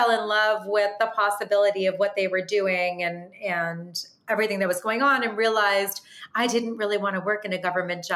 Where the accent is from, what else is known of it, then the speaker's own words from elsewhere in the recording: Long Island, New York, United States; moved away as an adult; also born or lived in Washington, D.C.; I grew up in Long Island